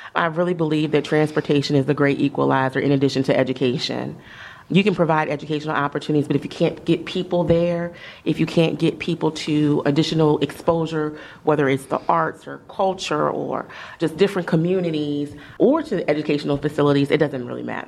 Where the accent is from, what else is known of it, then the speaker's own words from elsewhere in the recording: Columbia, Maryland, United States; I grew up in Columbia, Maryland.